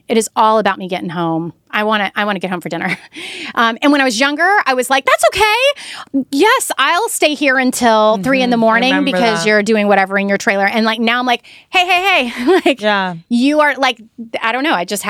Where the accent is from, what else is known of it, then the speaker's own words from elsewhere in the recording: the South, United States; and I was raised in the South.